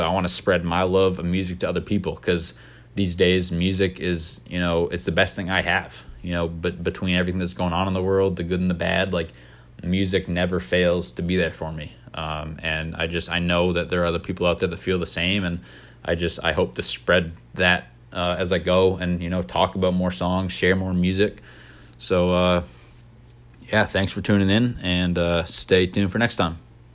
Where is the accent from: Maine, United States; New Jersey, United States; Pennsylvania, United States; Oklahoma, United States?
Maine, United States; I was born and raised in Maine, but my parents weren't